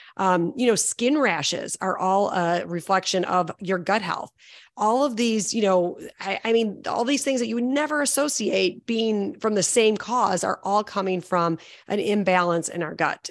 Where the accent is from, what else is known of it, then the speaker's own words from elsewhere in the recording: Chicago, Illinois, United States; I'm from Chicago